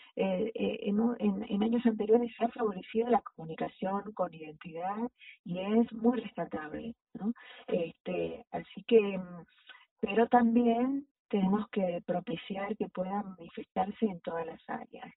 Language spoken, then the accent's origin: Spanish; Jujuy, Argentina; yo soy Jujeña